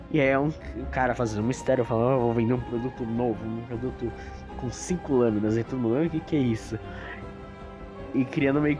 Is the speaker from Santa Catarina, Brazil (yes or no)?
no; São Paulo, Brazil; minha faculdade é em São Bernardo, era, e eu sou de São Paulo.